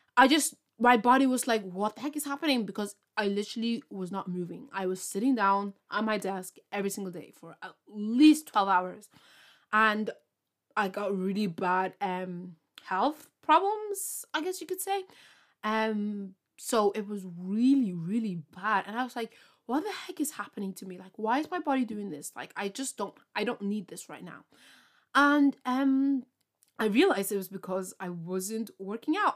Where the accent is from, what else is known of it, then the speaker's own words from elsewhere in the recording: Ireland; I'm from Ireland